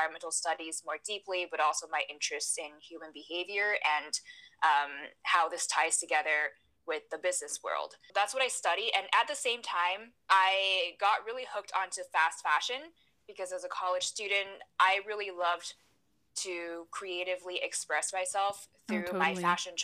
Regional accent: Taiwan; I was born and raised in Taiwan

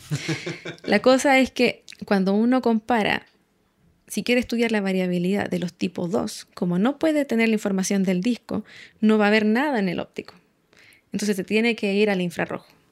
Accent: Santiago, Santiago Metropolitan Region, Chile; crecí en Santiago

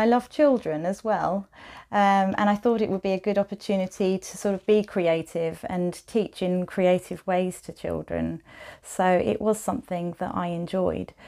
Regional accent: Maidstone, South East England, United Kingdom; moved away as an adult; also born or lived in Medway / Norwich / Canterbury / Jersey; now in Wellington, United Kingdom; So I grew up in Kent, um, mostly Maidstone and then Medway.

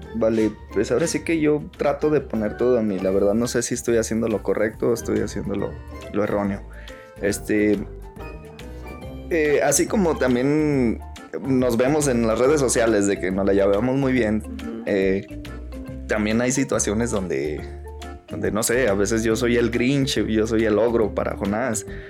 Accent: Pabellón de Arteaga, Aguascalientes, Mexico; yo soy nacido en Aguascalientes. Ahí me crié hasta los, hasta los seis, seis años. Eh, y por cosas del destino nos venimos ya a vivir acá a, Pabellón

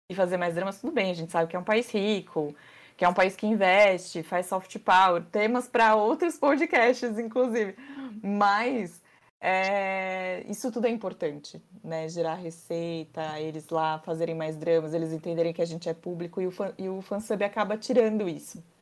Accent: Brazil; sou brasileira

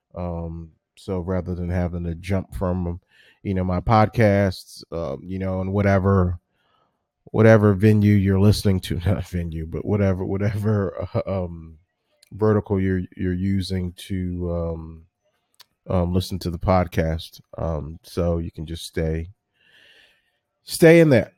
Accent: Washington, District of Columbia, United States; my hometown of Washington, D C.

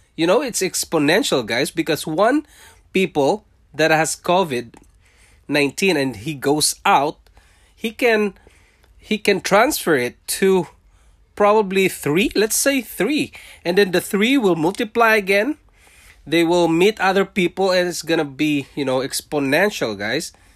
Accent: Philippines; moved away as an adult; also born or lived in Singapore; now in Canada; I was born in Philippines. I'm a Filipino, and I worked in Singapore for five years, leaving my family behind in Philippines

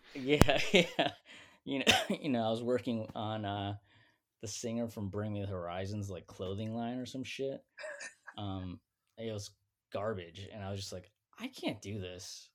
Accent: Schaumburg, Illinois, United States; moved away; I grew up near Woodfield Mall

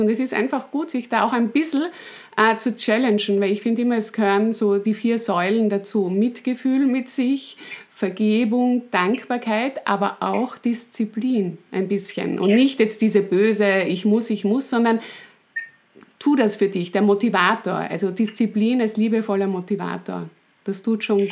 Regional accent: Styria, Austria; ich bin Steirerin.

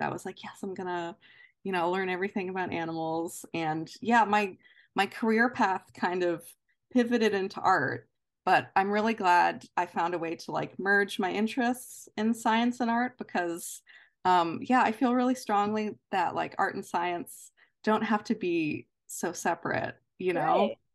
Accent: near Baltimore, Maryland, United States; as a kid, I grew up kind of near Baltimore

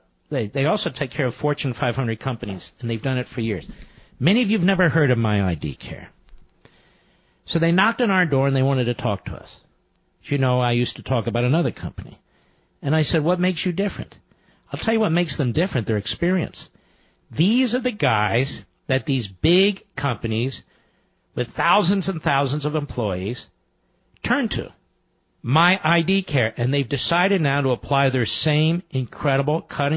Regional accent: Philadelphia, Pennsylvania, United States; I was born in Philadelphia and I was raised in Philadelphia

